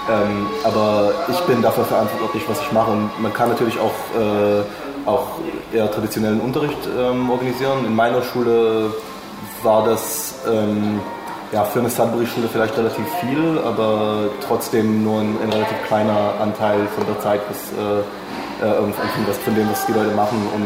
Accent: Jerusalem, Jerusalem District, Israel; Ähm, ja, ich komme aus Jerusalem, Israel

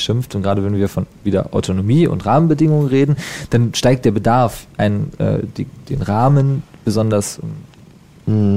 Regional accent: Unterspreewald, Brandenburg, Germany; Ich komme aus dem Unterspreewald, das ist der kleinere mhm. Zipfel nördlich ja. von dem großen Touristengebiet

